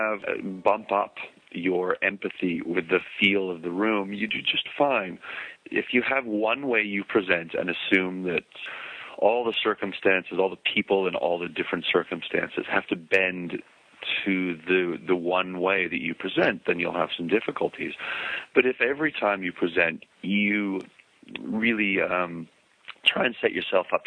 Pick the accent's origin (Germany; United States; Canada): Canada; Edmonton, Alberta; moved away; I was born in Edmonton, and I seem to have occasion to go back to Edmonton